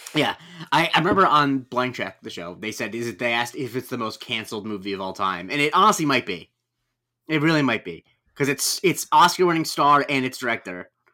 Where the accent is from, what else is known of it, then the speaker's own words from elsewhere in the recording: Florida, United States; growing up in Florida